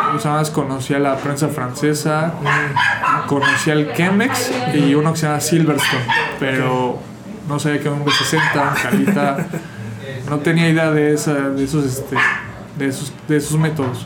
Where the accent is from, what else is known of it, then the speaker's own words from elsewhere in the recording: Mexico City, Mexico; yo soy de la Ciudad de México